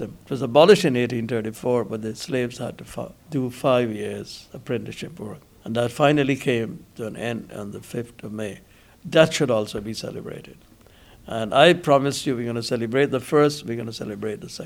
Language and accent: English; Guyana; brought up as an Indian. Indian parentage to Guyana